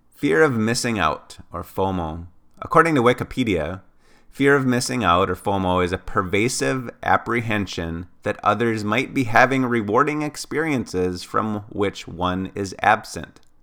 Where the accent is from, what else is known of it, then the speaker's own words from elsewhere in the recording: Ely, Minnesota, United States; my hometown of Ely, Minnesota